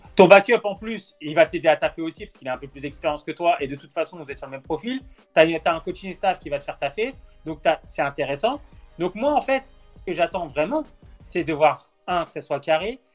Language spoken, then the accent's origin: French; France; On est français